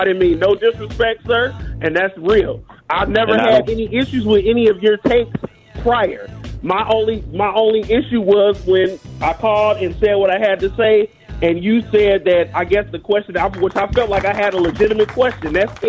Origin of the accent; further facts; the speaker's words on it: Chicago, Illinois, United States; moved away; I was born and raised in Chicago through 122nd and Parnell. Oh, I lived on 77th and East End.